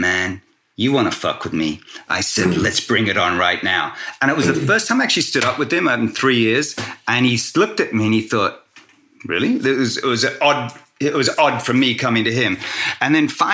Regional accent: Australia; I'm of Singaporean Australian heritage, and I grew up in a white Australia at the time

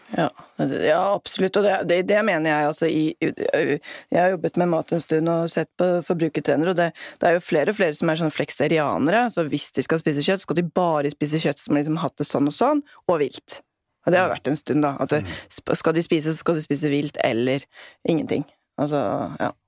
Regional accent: Norway; det er jo det som binder oss hit, altså som nordmenn

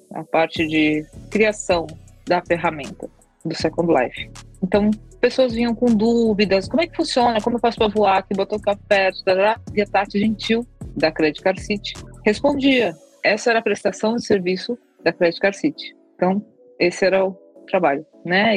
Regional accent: São Paulo, Brazil; Eu sou de São Paulo

